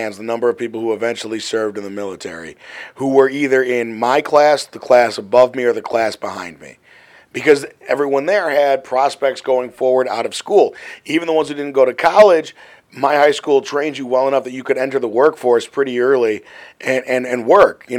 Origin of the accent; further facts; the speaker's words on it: Glenview, Illinois, United States; I come from Glenview